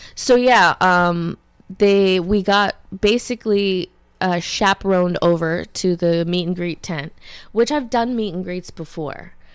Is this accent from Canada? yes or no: yes; Ottawa Valley, Canada; I'm from the Ottawa Valley